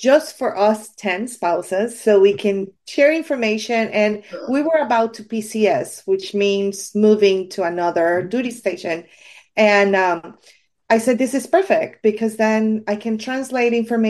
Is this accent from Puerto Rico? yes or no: yes; Puerto Rico; I'm from Puerto Rico.